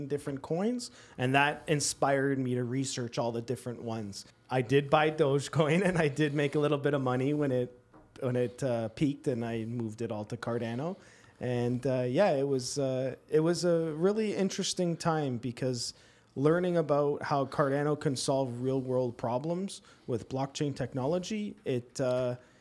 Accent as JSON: {"language": "English", "town": "Toronto", "region": "Ontario", "country": "Canada", "tie": "born or raised there", "lives_now": "Guelph, Canada", "said": "I currently live in Guelph, born and raised in Toronto."}